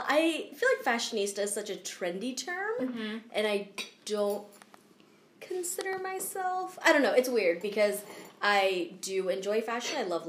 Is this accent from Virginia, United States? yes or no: yes; Southern Virginia, United States; moved away as an adult; also born or lived in Bozeman, Montana; when I grew up in Virginia. It was a very, like, affluent part of Southern Virginia.